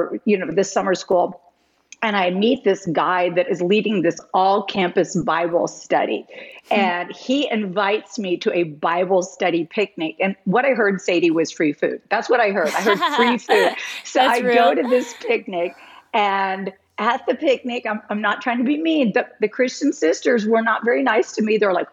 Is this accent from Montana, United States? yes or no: no; West Lafayette, Indiana, United States; moved away; also born or lived in Tucson, Arizona; West Lafayette, Indiana, which was my hometown at the time